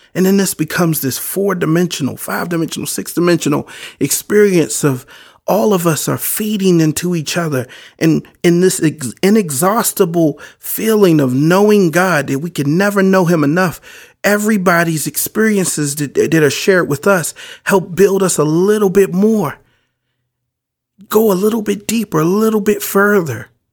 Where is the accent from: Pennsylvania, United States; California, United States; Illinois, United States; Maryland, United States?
Maryland, United States; Baltimore; I grew up in Baltimore.